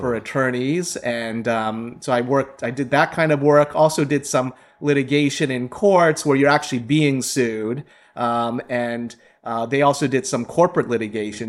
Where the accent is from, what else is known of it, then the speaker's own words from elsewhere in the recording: Ohio, United States; I grew up in Ohio. I'm a mid, Midwesterner